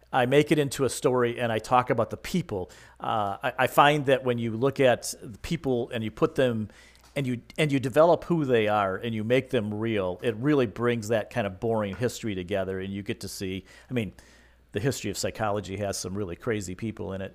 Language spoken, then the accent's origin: English; Michigan, United States; I grew up in Michigan